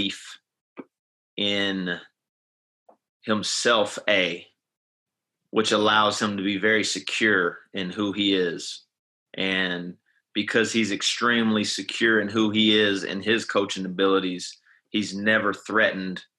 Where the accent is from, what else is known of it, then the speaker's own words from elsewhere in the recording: Dallas, Texas, United States; I'm from the Dallas area